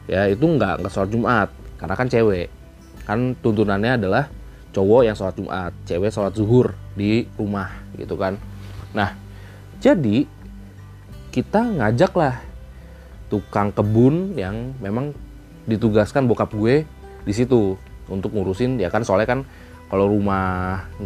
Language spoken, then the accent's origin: Indonesian; Kediri, East Java, Indonesia; now in Jakarta, Indonesia; sama seperti gue yang terlalu sibuk di Jakarta dan kadang suka bener-bener kangen sama uh, kampung gue itu ada di Kediri Jawa Timur